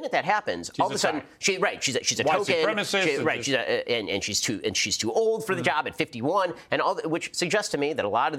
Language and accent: English; United States; I'm American